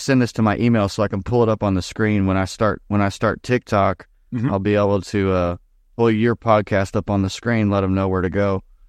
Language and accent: English; Indiana, United States; moved away; Like I came from Indiana normally, and Indiana was like, if anybody was outside walking or mowing the lawn and you drove by, it was you wave.